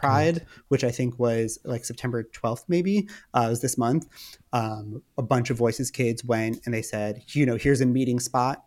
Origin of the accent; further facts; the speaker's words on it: Westchester, New York, United States; moved away as an adult; also born or lived in Manhattan / Los Angeles; I grew up in Westchester, which is just outside of the city.